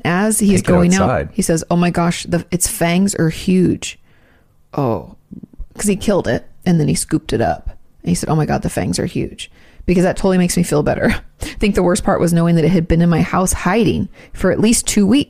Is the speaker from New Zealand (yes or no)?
no; Australia; Being Australian, you can be sure that I've encountered some creepy bugs and animals over the years.